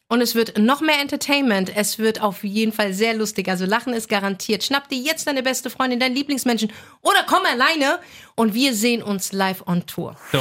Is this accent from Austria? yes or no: no; Frankfurt, Hesse, Germany; ich bin in Bornheim geboren, in Frankfurt, also nicht Nordweststadt. Ich mhm. bin in der Nordweststadt aufgewachsen